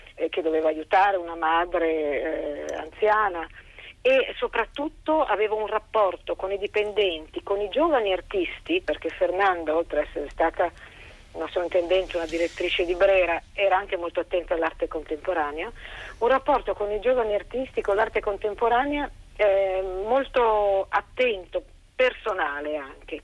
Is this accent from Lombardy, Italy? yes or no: yes; Milan, Lombardy, Italy; essendo io milanese